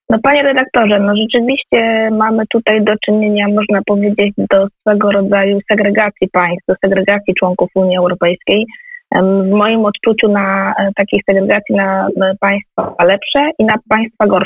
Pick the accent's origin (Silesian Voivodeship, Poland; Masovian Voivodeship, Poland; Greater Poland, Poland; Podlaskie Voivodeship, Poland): Greater Poland, Poland; Piła; Piła to jest moje rodzinne miasto, tam się urodziłam, tam, tam mieszkam